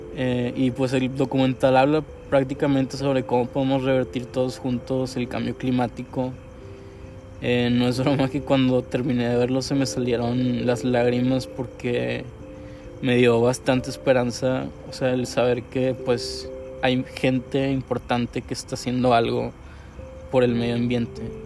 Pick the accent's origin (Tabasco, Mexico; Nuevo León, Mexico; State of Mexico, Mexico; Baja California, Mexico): Nuevo León, Mexico; Monterrey; soy un artista regiomontano